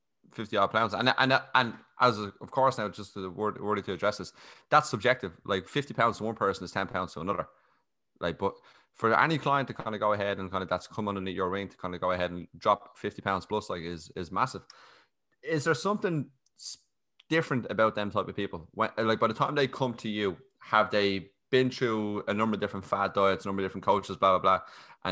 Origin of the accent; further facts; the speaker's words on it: Ireland; We're Irish.